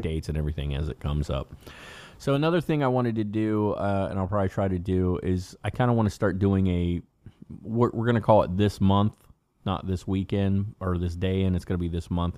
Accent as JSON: {"language": "English", "town": "Cincinnati", "region": "Ohio", "country": "United States", "said": "we're, we're from Cincinnati"}